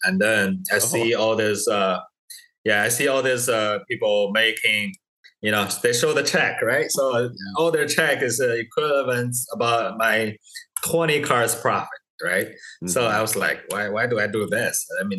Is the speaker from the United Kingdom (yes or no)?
no; China; English is a second language; now in United States; I came from China about 11 years ago.